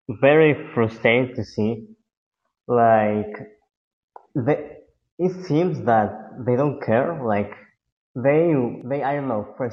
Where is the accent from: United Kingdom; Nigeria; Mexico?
Mexico; I'm not I'm not from the from the U.S. I'm from Mexico.